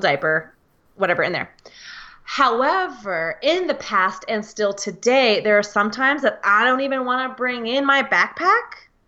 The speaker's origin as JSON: {"language": "English", "country": "United States", "said": "I'm from the United States of America"}